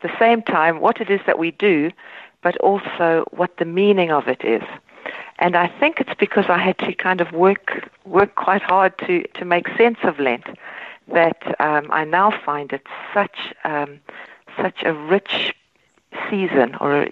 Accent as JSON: {"language": "English", "country": "South Africa", "tie": "born or raised there", "moved": "as an adult", "lives_now": "Ireland", "said": "I grew up in South Africa in the Reformed tradition"}